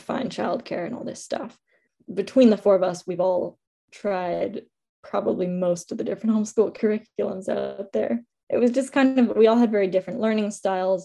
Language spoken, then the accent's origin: English; Bar Harbor, Maine, United States; moved away as an adult; now in Halifax, Canada; from the land of the Mi'kmaq in Halifax, Nova Scotia, but I grew up in Bar Harbor